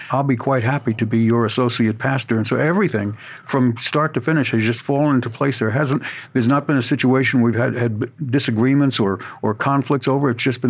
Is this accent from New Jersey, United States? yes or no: yes; New Jersey, United States; also born or lived in the South; now in Memphis, United States; I grew up in New Jersey in a very unemotional church, Christian Missionary Alliance Church.